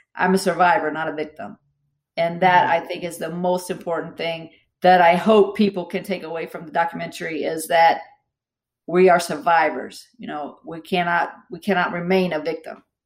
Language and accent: English; Southern West Virginia, United States; I grew up in Southern West Virginia